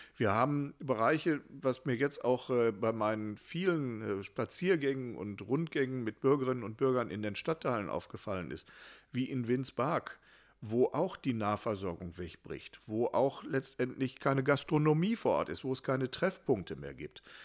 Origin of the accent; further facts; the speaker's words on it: Hattingen, North Rhine-Westphalia, Germany; in meiner Heimat- und Geburtsstadt